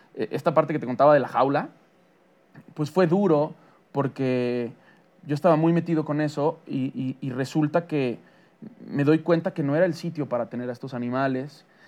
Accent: Mexico; para mí como mexicano

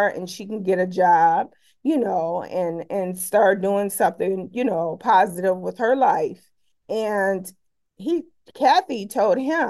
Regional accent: Detroit, Michigan, United States; I grew up in Detroit

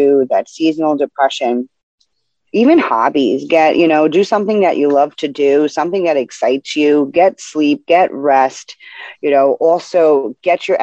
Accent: New York City, New York, United States; now in New Jersey, United States; I am from the Bronx, born and raised.

